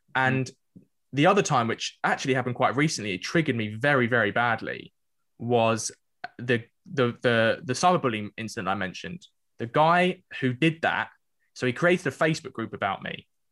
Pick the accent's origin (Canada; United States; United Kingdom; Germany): United Kingdom; London; growing up in North East London